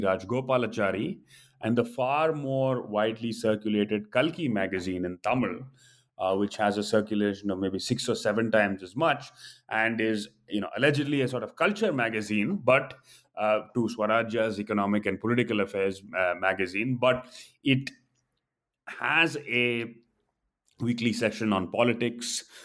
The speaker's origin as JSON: {"language": "English", "country": "United States", "tie": "born or raised there", "said": "growing up, uh, as an Indian in the diaspora or in American-born confused"}